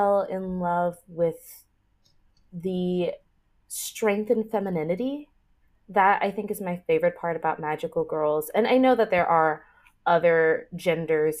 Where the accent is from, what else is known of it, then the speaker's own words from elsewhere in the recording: United States; being a 90s, early 2000s kid in the West, growing up in America